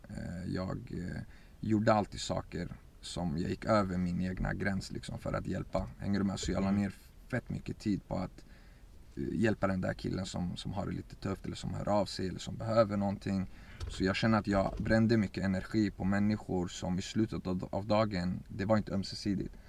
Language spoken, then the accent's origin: Swedish; Örebro, Örebro County, Sweden; also born or lived in Baku, Azerbaijan / Iraqi Kurdistan; I forna Sovjet så var vi där i två år innan vi kom till, till Sverige och till Örebro, där vi är just nu också. och sen så började min resa egentligen älskade att spela fotboll, växte upp här.